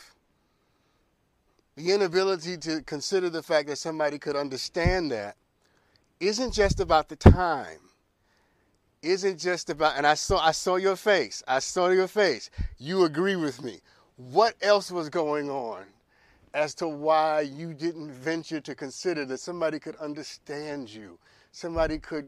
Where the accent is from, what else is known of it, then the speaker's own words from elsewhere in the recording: New York, United States; I'm but from New York